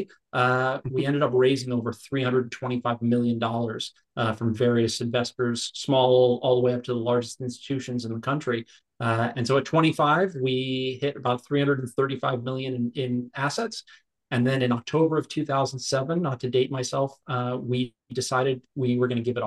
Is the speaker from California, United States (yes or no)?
no; New York, United States; I grew up in New York.